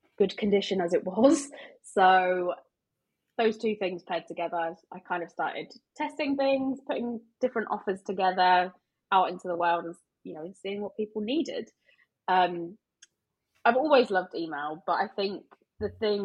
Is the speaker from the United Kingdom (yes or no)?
yes; United Kingdom; we're British